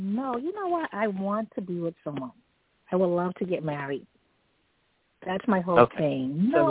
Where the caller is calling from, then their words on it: New York City, New York, United States; I'm calling from New York City.